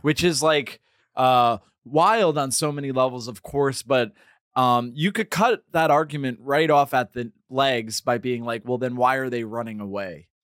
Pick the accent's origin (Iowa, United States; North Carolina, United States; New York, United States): New York, United States; Hudson Valley; I'm from the Hudson Valley